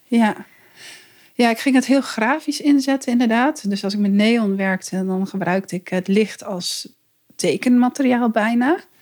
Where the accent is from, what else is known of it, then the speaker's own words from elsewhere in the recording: East Groningen, Netherlands; moved away as an adult; also born or lived in Zwolle; now in Arnhem, Netherlands; ik ben dus inderdaad opgegroeid in Oost-Groningen